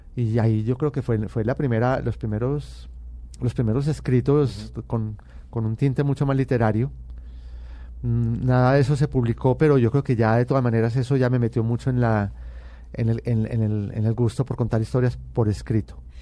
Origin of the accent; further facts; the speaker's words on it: Medellín, Antioquia, Colombia; yo nací en Medellín y pertenezco a, a una familia paisa muy tradicional